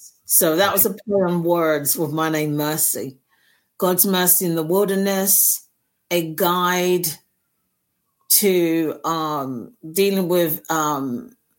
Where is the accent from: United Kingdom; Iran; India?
United Kingdom; London; moved away as an adult; I was born and raised in North London, Finsbury Park.